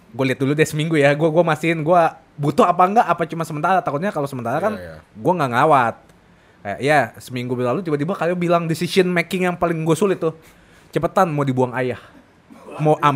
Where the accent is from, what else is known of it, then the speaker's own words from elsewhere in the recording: Indonesia; gue suka Jepang sama gue orang Indo, jadi harus dua-duanya.